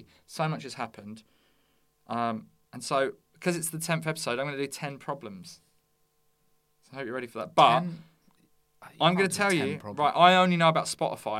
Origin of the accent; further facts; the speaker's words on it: Bexleyheath, London, United Kingdom; I'm from Bexley Heath.